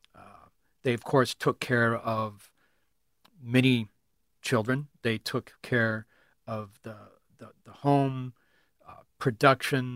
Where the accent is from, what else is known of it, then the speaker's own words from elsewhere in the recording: California, United States; moved away as an adult; now in Iowa, United States; I am from California